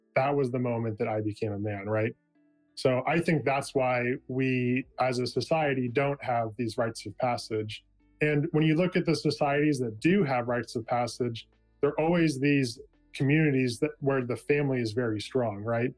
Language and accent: English; California, United States; moved away as an adult; now in Oregon, United States; I was born and raised in California. I spent the first 25 years of my life there